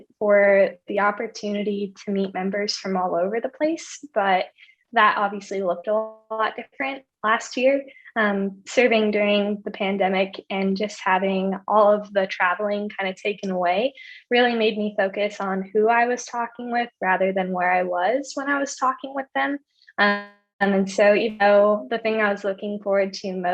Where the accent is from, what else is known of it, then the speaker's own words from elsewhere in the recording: Moore, Montana, United States; moved away as an adult; now in Texas, United States; I'm originally from Moore, Montana, which is a small town in the middle of Montana.